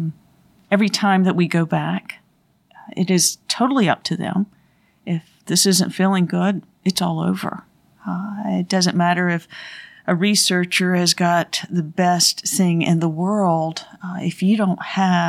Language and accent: English; Thomasville, North Carolina, United States; I grew up in Thomasville